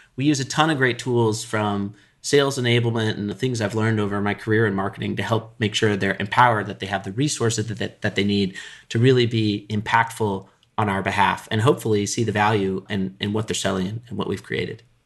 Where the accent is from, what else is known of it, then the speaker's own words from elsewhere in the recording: Colorado, United States; I grew up in Colorado